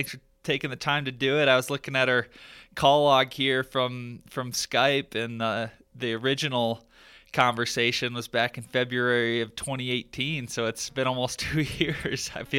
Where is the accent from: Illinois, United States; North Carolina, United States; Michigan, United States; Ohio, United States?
Michigan, United States; now in Colorado, United States; growing up in Michigan, like that's my roots.